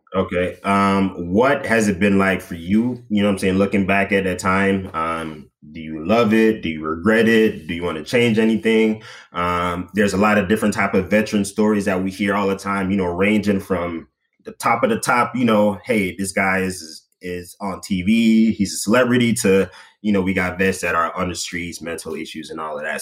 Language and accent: English; Jamaica; now in United States; growing up in Jamaica, and you know, I didn't really party that much, you know, in in high school